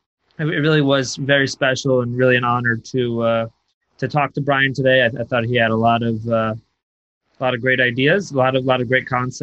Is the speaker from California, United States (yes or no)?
no; Fairfield, Connecticut, United States; I come from Fairfield, Connecticut